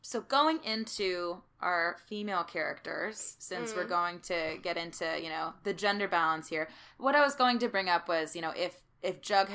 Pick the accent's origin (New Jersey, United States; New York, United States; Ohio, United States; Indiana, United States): New Jersey, United States; We're from Jersey